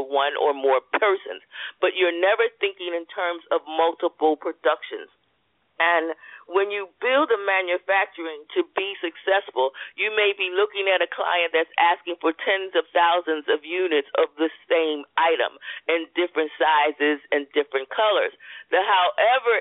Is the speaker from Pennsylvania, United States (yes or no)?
yes; Philadelphia, Pennsylvania, United States; growing up in Philadelphia